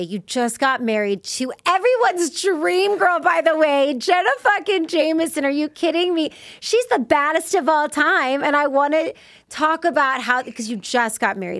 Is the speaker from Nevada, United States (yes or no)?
yes; Las Vegas, Nevada, United States; I grew up in Vegas